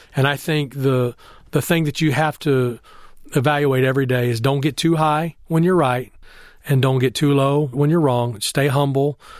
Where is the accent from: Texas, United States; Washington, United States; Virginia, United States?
Texas, United States; Temple; moved away; I grew up in Temple, Texas, where it was a football factory